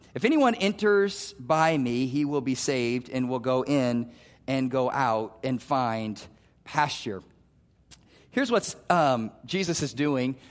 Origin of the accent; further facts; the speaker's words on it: Omaha, Nebraska, United States; also born or lived in Wayne, Nebraska; I grew up in North Omaha